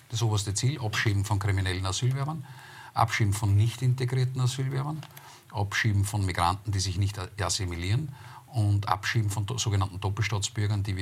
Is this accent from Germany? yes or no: no; Austria; Man soll ich als Österreicher von einer Rasse sprechen?